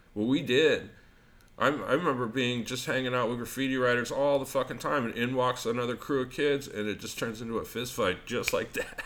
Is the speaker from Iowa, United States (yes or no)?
no; Albuquerque, New Mexico, United States; I got into lots of fights as a kid, but I grew up in Albuquerque